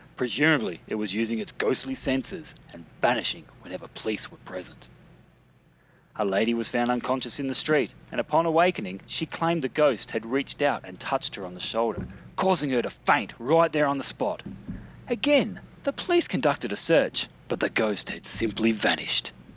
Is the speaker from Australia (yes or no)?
yes; Mount Gambier, South Australia, Australia; the little town in question is called Mount Gambier